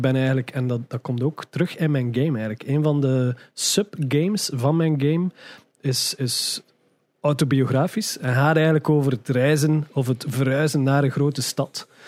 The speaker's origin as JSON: {"language": "Dutch", "town": "Ghent", "region": "Flanders", "country": "Belgium", "tie": "born or raised there", "moved": "as an adult", "lives_now": "Brussels, Belgium", "said": "ik geboren ben in Gent, geboren en getogen in Gent"}